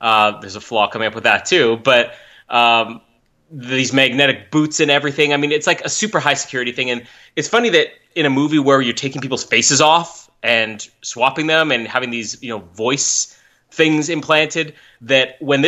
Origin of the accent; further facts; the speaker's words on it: Winnipeg, Manitoba, Canada; born in my hometown, Winnipeg